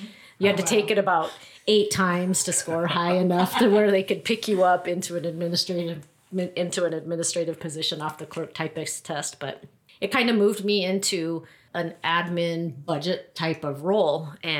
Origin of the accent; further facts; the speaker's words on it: Grand Canyon, Arizona, United States; moved away; we were raised, I was raised at the Grand Canyon primarily.